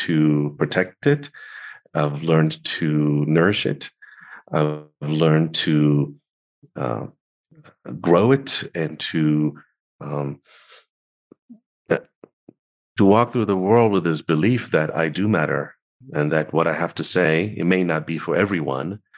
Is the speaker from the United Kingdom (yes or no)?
no; Tel Aviv, Tel Aviv District, Israel; I grew up in Tel Aviv in Israel